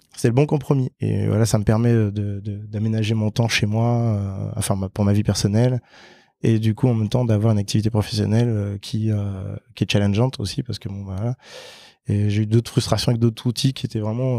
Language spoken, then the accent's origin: French; French Guiana; moved away as an adult; j'ai grandi en Guyane française